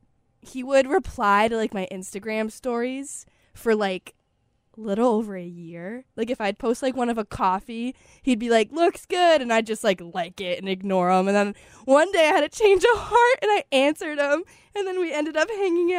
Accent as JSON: {"language": "English", "town": "York", "region": "Maine", "country": "United States", "said": "I'm from York, Maine, and UNH is close to York, Maine."}